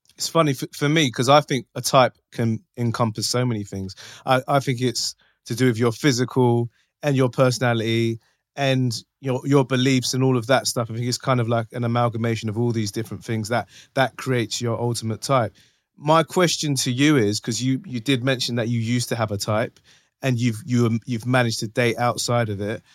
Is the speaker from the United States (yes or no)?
no; London, United Kingdom; from North London.